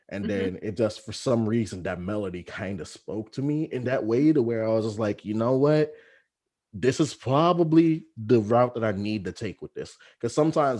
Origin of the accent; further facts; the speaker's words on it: Texas, United States; moved away; back home in Texas